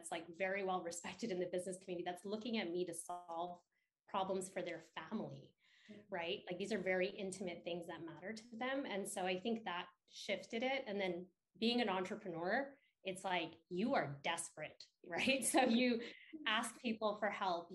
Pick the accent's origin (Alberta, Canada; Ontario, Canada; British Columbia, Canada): Alberta, Canada; Edmonton; moved away; I grew up in Edmonton in like this small community